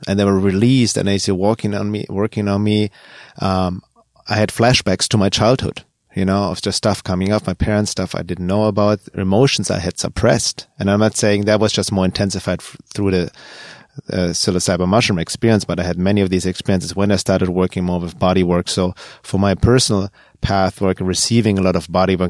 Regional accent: Germany; moved away; Growing up in Germany

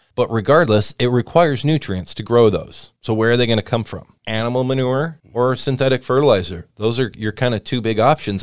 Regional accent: Washington, United States; I grew up around Washington Red Raspberries.

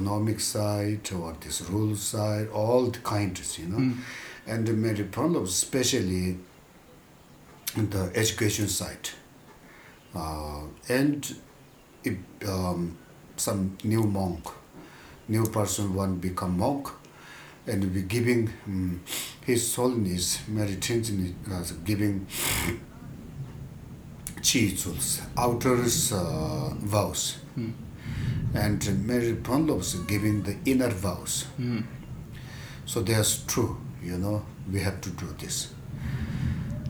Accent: Charka, Karnali Province, Nepal; English is a second language; moved away; also born or lived in India; I'm from Western Nepal, Dolpo. Dolpo Charka

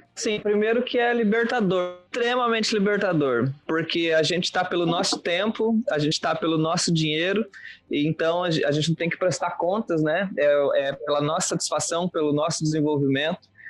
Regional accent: Venâncio Aires, Rio Grande do Sul, Brazil; also born or lived in Pelotas; nasci em Venâncio Aires, interior do Rio Grande do Sul

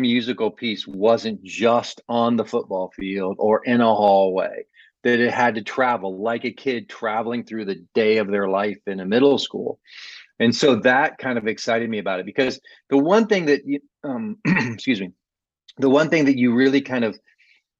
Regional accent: Ohio, United States; I grew up in Ohio

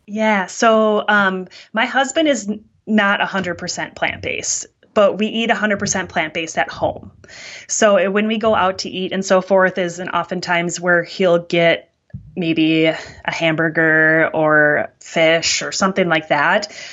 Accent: Wisconsin, United States; I'm from Wisconsin, which is called the dairy state in the United States

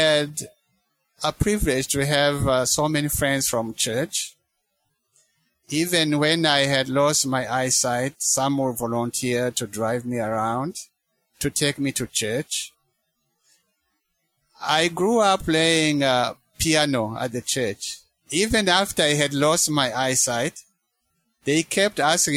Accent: Rwanda; moved away as an adult; now in United States; I grew up in Rwanda.

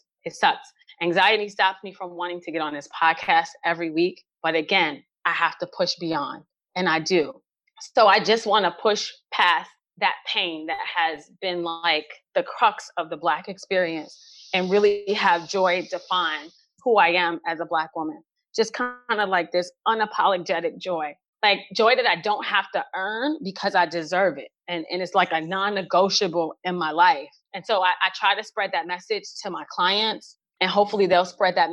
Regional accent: New York City, New York, United States; I grew up in New York City in the 80s during the crack epidemic.

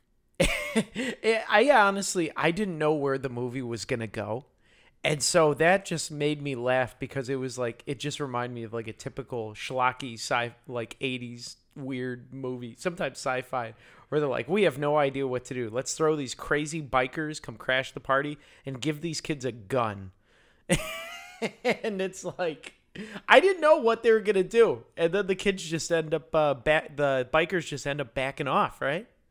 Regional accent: Yorkville, Illinois, United States; I grew up in Yorkville, which is past Aurora, where it's all white people

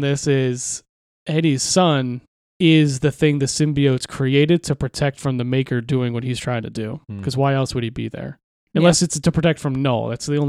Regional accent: Philadelphia, Pennsylvania, United States

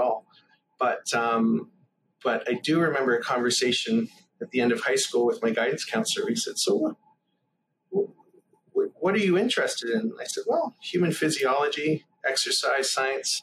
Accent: small towns outside of Toronto, Ontario, Canada; I grew up in a few small towns outside of Toronto, usually within an hour

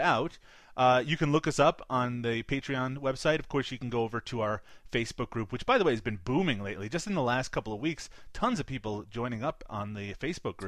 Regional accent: Canada; I'm Canadian

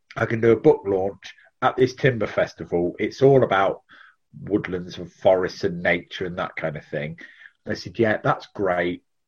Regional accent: Leicestershire, East Midlands, United Kingdom; I live in Leicestershire, born and bred in Leicestershire

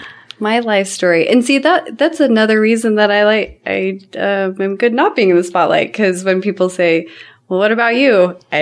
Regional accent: Cottonwood Heights, Utah, United States; I grew up in Cottonwood Heights, Utah. And my parents bought the my dad bought the house before I met my mom, and we've never moved. Still the same house that he bought then.

